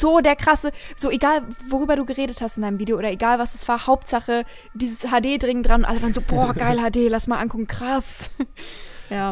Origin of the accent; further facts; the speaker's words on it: Bavaria, Germany; ich komme aus Bayern und Leute denken, ich komme aus einem Kaff mit mehr Kühen als Menschen, ist es tatsächlich nicht so